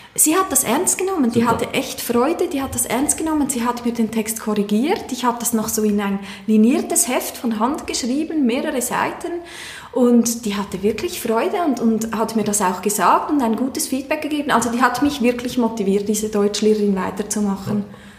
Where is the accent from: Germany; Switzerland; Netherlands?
Switzerland; Aargau; now in Chur, Switzerland; wohne in Chur, bin ursprünglich aus dem Kanton Aargau